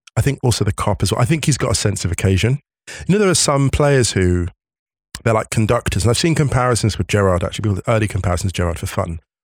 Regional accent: West Drayton, London, United Kingdom; my hometown of West Drayton, my humble origins, in West Drayton, born and raised

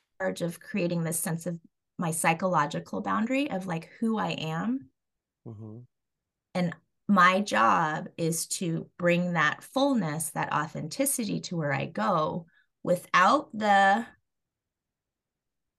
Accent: Colorado, United States; I was born and raised in Colorado

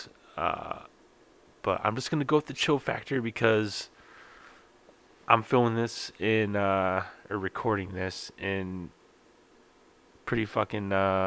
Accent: Midwest, United States; I'm from the Midwest, so I expect this cold weather

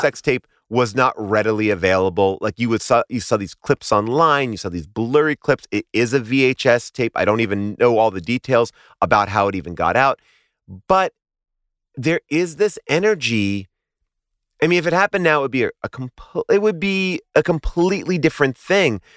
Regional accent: New York, United States; I grew up in New York.

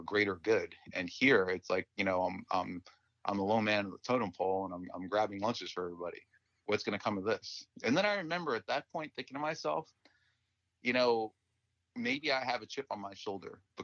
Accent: Westfield, New Jersey, United States; I grew up in Westfield, New Jersey

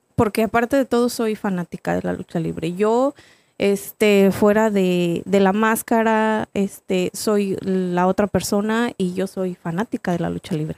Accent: Salinas, San Luis Potosí, Mexico; now in Atlanta, United States; yo soy de un... Ahorita ya está un poquito más este, avanzado, pero es un pueblo literal de, San Luis Potosí

